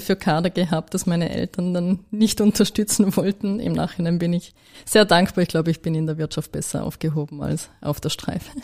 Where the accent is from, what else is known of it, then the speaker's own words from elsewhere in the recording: Vorarlberg, Austria; als Vorarlbergerin